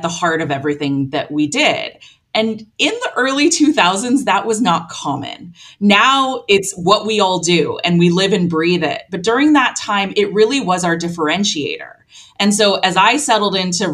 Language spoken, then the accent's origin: English; Long Beach, California, United States; my hometown in Long Beach, California